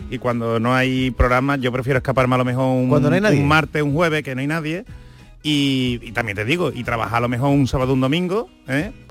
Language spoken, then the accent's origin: Spanish; Spain